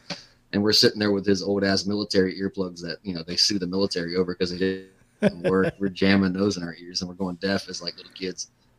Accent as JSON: {"language": "English", "town": "Durham", "region": "North Carolina", "country": "United States", "said": "I'm from North Carolina, so I'm from Durham. I used to work for Duke"}